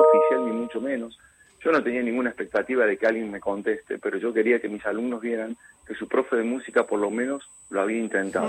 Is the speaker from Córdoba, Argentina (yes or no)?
yes; San Marcos Sud, Córdoba, Argentina; cuando iba a llevar la canción a la radio de mi pueblo, que era el único objetivo de que nuestra gente lo escuche